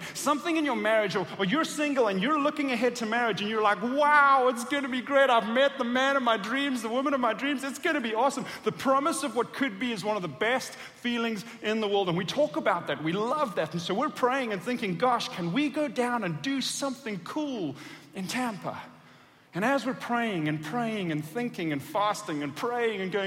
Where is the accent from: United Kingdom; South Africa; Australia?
South Africa; moved away as an adult; also born or lived in Atlanta, Georgia; I was born and raised in South Africa